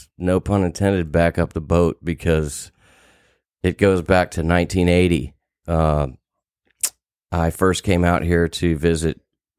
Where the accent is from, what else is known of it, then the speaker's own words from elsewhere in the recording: Houston, Texas, United States; From Houston, Texas.